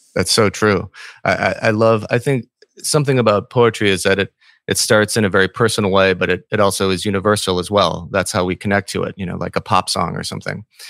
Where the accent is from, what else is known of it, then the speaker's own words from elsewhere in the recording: Saint Paul, Minnesota, United States; I'm from Saint Paul as well